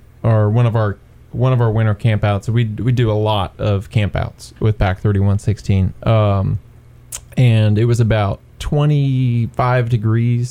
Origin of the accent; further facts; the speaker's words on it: Greeneville, Tennessee, United States; I grew up in Greenville, Tennessee.